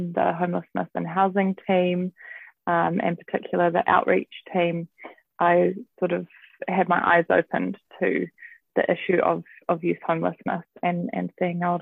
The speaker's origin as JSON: {"language": "English", "region": "Auckland", "country": "New Zealand", "tie": "born or raised there", "said": "I was born and raised in South Auckland, Manurewa"}